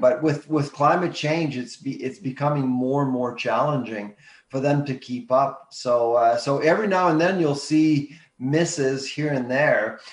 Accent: Canada

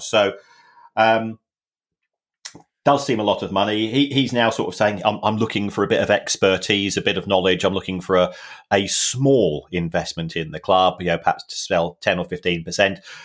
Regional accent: London, United Kingdom; Growing up in the Elephant and Castle

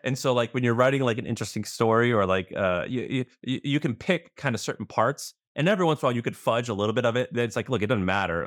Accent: Missouri, United States; moved away; also born or lived in Tennessee / San Francisco; I'm from Missouri, I was living in Tennessee

